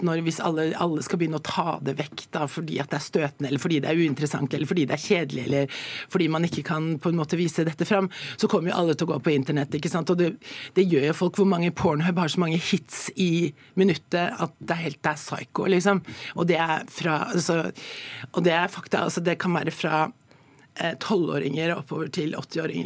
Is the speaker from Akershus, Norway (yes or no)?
yes; Jessheim, Akershus, Norway; Jeg kommer jo fra Jessheim og, og, og, er oppvokst